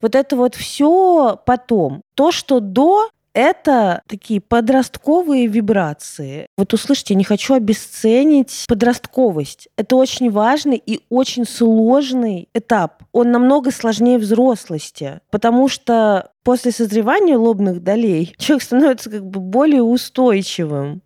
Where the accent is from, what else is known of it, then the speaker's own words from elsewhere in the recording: Russia; also born or lived in Ukraine; когда мне было 7, мы переехали из Украины в Россию